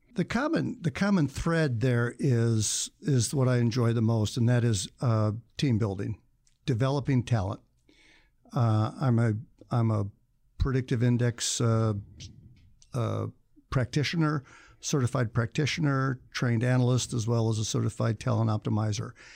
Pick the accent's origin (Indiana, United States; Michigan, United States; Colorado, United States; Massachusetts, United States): Indiana, United States; moved away as an adult; also born or lived in Chicago; now in Tucson, United States; I am leaving Indiana slash Chicago for good. And, um, and I would've left when I was eighteen, but out-of-state tuition is so stupidly ridiculous that I stayed in Indiana for four years, uh, uh, four years more after graduating from high school